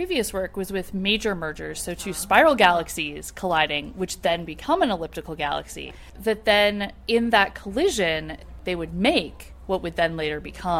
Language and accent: English; Pennsylvania, United States; I'm from Pennsylvania